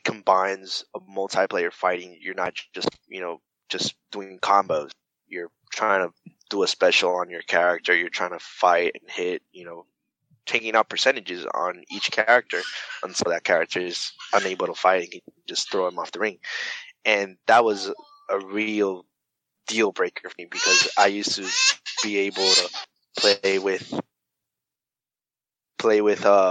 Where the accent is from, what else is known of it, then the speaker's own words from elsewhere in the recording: Puerto Rico; also born or lived in North Carolina; I moved back from North Carolina, and I was back in Puerto Rico with my family